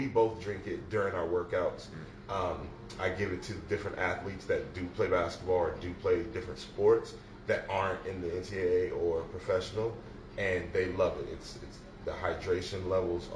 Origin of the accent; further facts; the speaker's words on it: Las Vegas, Nevada, United States; moved away as an adult; now in Atlanta, United States; I'm from Las Vegas originally.